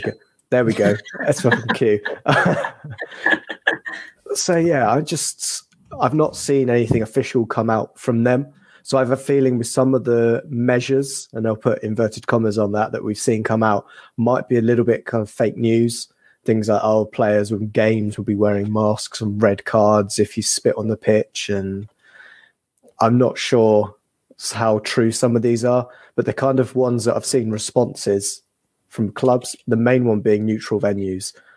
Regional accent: England, United Kingdom; we're English

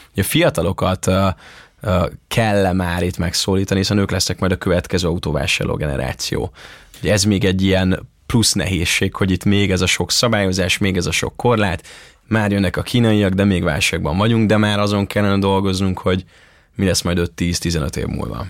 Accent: Ajka, Veszprém County, Hungary; moved away; a szülővárosomban Ajkán

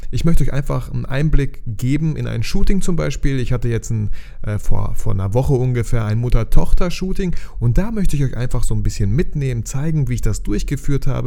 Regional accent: Bielefeld, North Rhine-Westphalia, Germany; weil ich komme aus Bielefeld

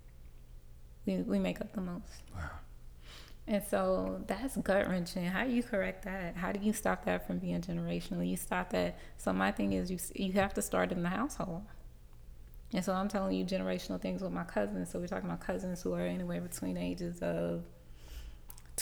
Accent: Riverdale, Georgia, United States; I grew up in Riverdale, Georgia.

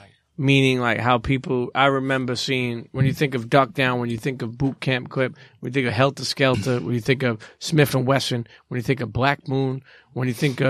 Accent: New York City, New York, United States; also born or lived in Bensonhurst, Brooklyn; I grew up in Coney Island.

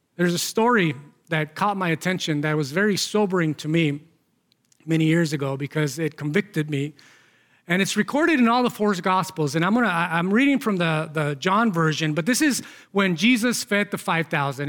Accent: Mexico; moved away; growing up in Mexico

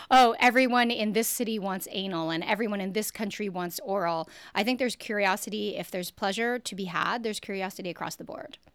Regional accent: Canada; I'm born and raised in Canada.

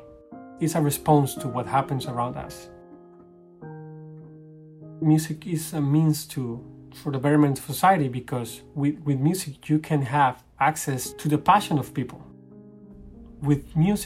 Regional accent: Costa Rica; moved away; I'm a pianist from Costa Rica

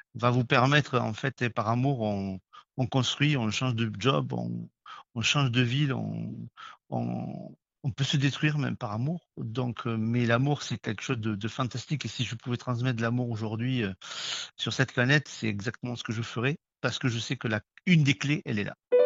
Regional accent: Toulouse, Occitania, France; je suis toulousain

